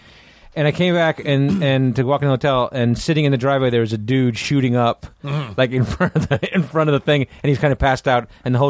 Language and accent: English; United States; Because I'm American.